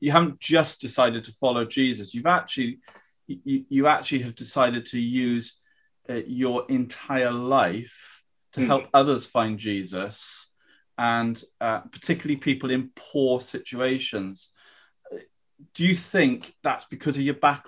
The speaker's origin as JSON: {"language": "English", "region": "South Wales", "country": "United Kingdom", "tie": "born or raised there", "said": "I grew up in South Wales"}